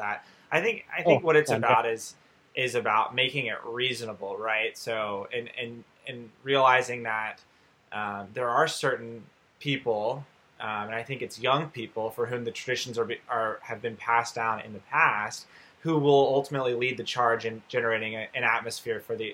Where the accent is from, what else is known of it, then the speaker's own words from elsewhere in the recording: United States; as an American growing up in American sports